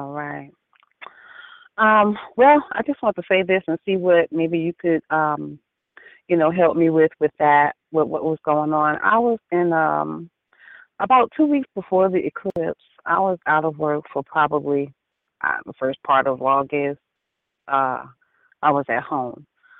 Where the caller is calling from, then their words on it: Annapolis, North Carolina, United States; Annapolis, North Carolina.